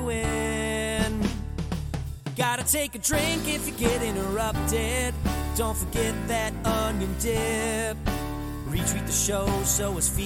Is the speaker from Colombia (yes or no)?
no; California, United States; moved away as an adult; also born or lived in Philadelphia; someone who's born and raised in Southern California, left to spend a good chunk in Philly, and then came back to California to really settle down